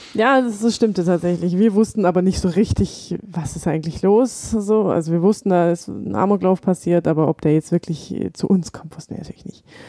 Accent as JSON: {"language": "German", "town": "Rottenburg am Neckar", "region": "Baden-Württemberg", "country": "Germany", "tie": "born or raised there", "said": "Ja, ich war 17, als das passiert ist. Und ich bin bei Tübingen zur Schule gegangen in Rottenburg"}